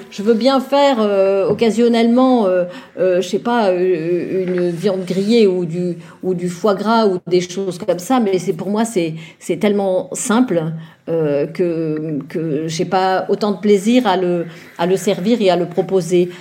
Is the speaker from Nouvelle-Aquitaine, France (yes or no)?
no; Vosges, Grand Est, France; moved away; Je viens d'une famille de l'Est